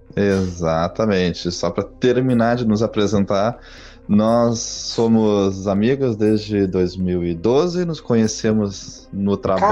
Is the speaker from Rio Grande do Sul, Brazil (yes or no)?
yes; Gaúcho, Rio Grande do Sul, Brazil; Tenho 29 anos, sou gaúcho